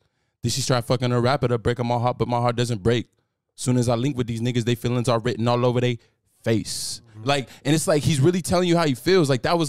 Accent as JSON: {"language": "English", "town": "Palmdale", "region": "California", "country": "United States", "also_born_or_lived": "Las Vegas", "moved": "yes", "said": "just Arkansas for about a month, but I'm originally from Palmdale, California."}